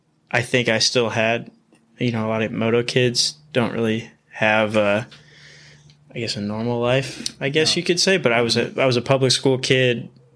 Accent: Whittier, California, United States; Whittier, yep.

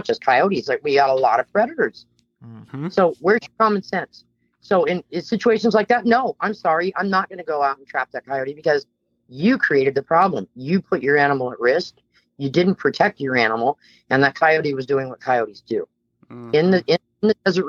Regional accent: Bay Area, California, United States; I'm a California native. I was born and raised in the Bay Area of California

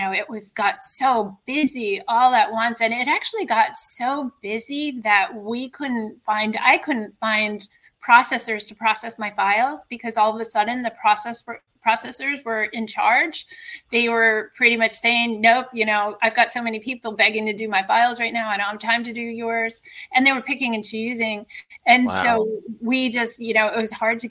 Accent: Connecticut, United States; moved away as an adult; also born or lived in New York City / California; I grew up in Connecticut

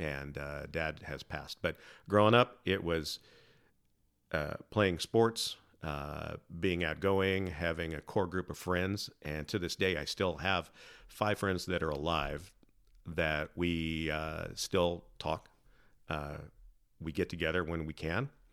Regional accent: Salem, Oregon, United States; also born or lived in San Diego; primarily grew up in, in Salem

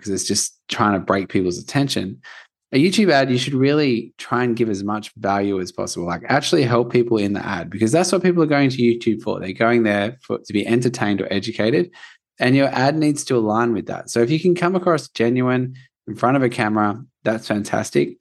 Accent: Australia; I'm from Australia

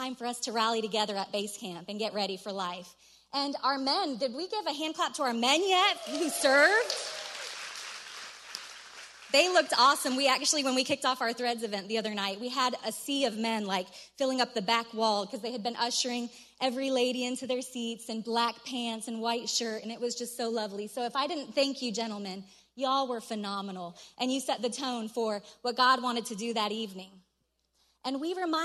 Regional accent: Colorado, United States; I'm from Colorado

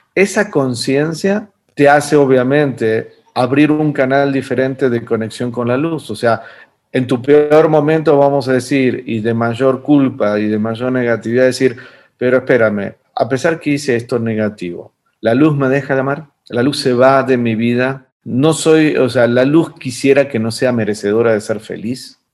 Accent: Argentina; moved away; en mi país, eh, en Argentina, de donde vengo, que en realidad ya me fui hace mucho tiempo atrás

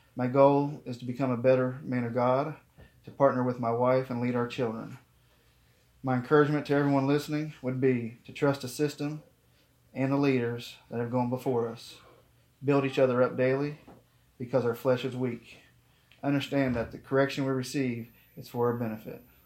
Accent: Geauga County, Ohio, United States; I'm from Gay County, Ohio

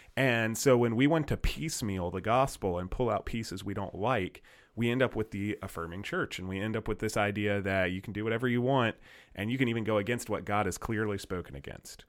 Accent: United States; we're American citizens

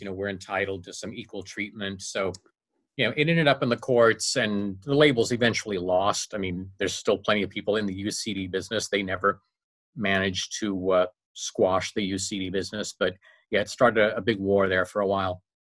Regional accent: Las Vegas, Nevada, United States; moved away as an adult; now in Los Angeles, United States; I studied broadcasting at UNLV when I because I grew up in Vegas

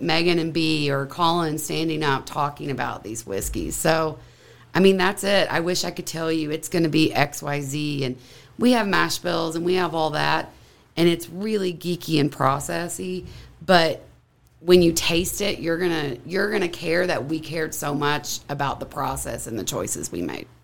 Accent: Kentucky, United States; We both born and raised in Kentucky

